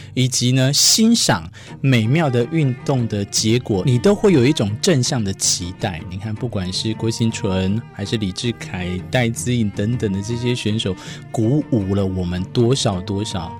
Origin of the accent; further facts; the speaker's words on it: Taiwan; 我们台湾人可爱的人民性格